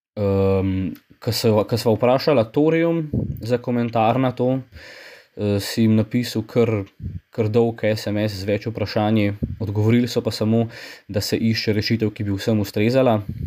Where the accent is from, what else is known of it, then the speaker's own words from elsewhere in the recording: Slovenia; Slovenci smo